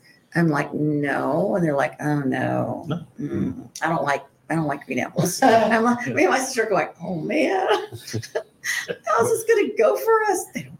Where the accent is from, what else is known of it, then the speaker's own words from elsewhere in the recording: Colorado, United States; I was familiar because I was from Colorado and they have them all over Colorado, right?